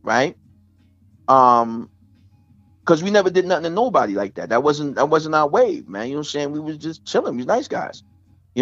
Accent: New York City, New York, United States; born or raised there

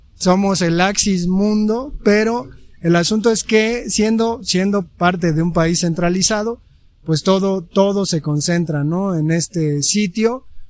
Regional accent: Mexico City, Mexico; nosotros que somos del Distrito Federal

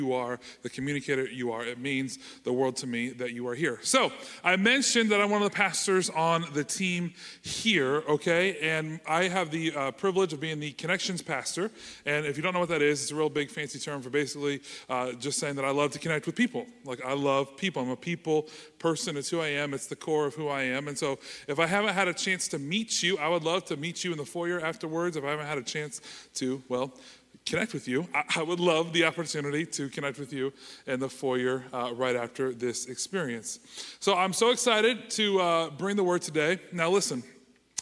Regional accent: Canal Winchester, Ohio, United States; I was born and raised in Kanawha Winchester, grew up here, graduated from Kanawha Winchester High School

